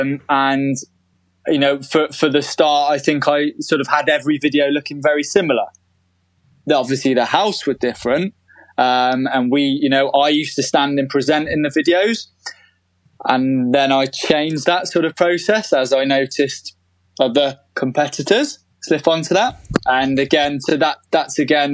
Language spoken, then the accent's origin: English; United Kingdom; as British people